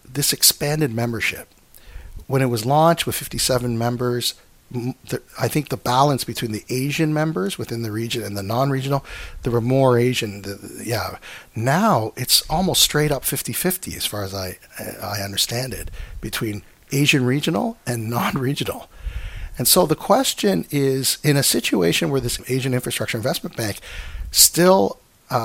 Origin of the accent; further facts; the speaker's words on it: Canada; I come from Canada